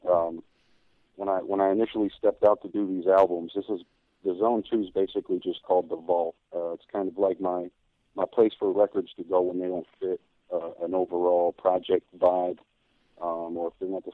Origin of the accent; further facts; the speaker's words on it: United States; for me being an American